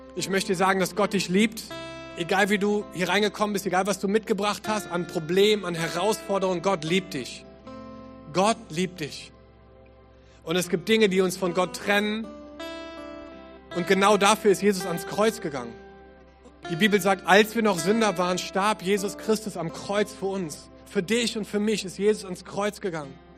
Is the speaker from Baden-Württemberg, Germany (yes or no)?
no; Düsseldorf, North Rhine-Westphalia, Germany; moved away as an adult; also born or lived in England; now in Cologne, Germany; Ich bin in Düsseldorf geboren